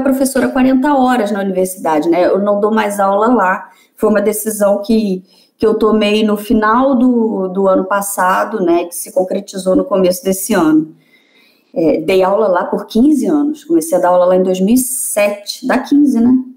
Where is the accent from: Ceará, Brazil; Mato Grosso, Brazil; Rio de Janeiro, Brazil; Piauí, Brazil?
Rio de Janeiro, Brazil; Vassouras; also born or lived in Juiz de Fora; Eu sou nascida e criada em Vassouras, que é interior do, do estado do Rio